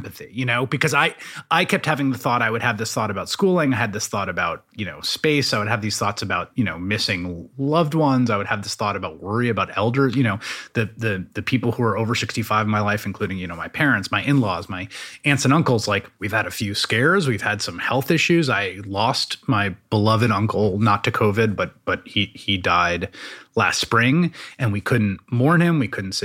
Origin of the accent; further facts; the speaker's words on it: New York City, New York, United States; I grew up in New York City